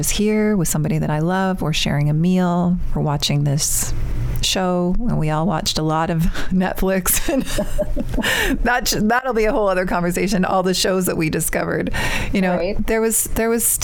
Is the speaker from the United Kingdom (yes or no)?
no; Canada; moved away as an adult; now in United States; my home country